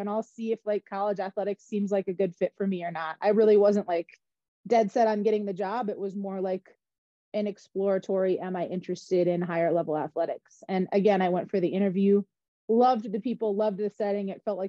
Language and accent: English; Wisconsin, United States; moved away as an adult; also born or lived in Durham, North Carolina; now in Houston, United States; So I grew up in Wisconsin and ended up going to undergrad at University of Wisconsin, Milwaukee.